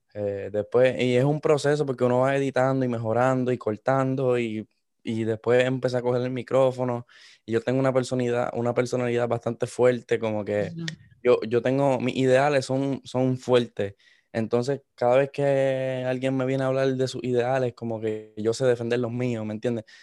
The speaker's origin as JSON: {"language": "Spanish", "country": "Puerto Rico", "tie": "born or raised there", "also_born_or_lived": "Miami, United States", "moved": "yes", "said": "yo soy de Puerto Rico. Eh, me, crié mitad de mi vida en Puerto Rico, después pasé a los Estados Unidos, a, Miami."}